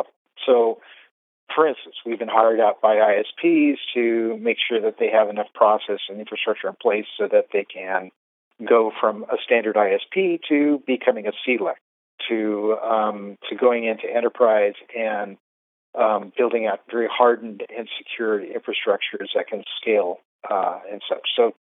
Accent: Fresno, California, United States; moved away as an adult; also born or lived in Concord, California; now in San Francisco, United States; I was actually born and raised in Fresno, and then I escaped Fresno when I was about 18 or so

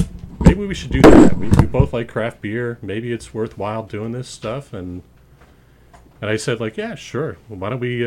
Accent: Spokane, Washington, United States; moved away as an adult; now in Long Island, United States; I grew up out in the Pacific Northwest, Spokane, Washington

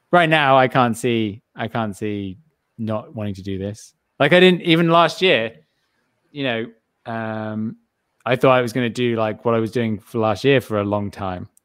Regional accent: England, United Kingdom; I'm English

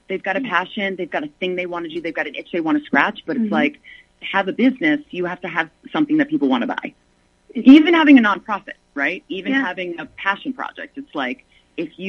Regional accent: the South, United States; accent: southern; my southern accent

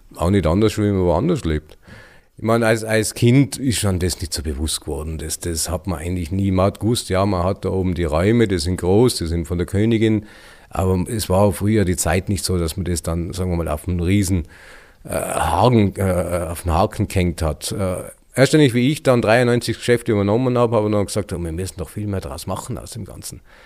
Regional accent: Elbigenalp, Tyrol, Austria; kaufen wir das in Elbingalb. Und seitdem sind wir da.

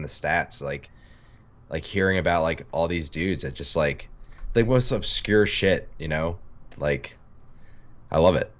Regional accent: New York City, New York, United States; Yeah, I grew up in Queens playing baseball, and it was super fun.

